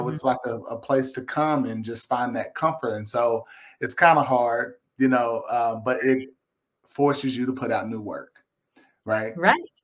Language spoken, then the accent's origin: English; Lexington, Kentucky, United States; now in Versailles, United States; I'm a Kentuckian. I'm a Kentucky boy. I'm from Lexington. I live out uh, in Versailles now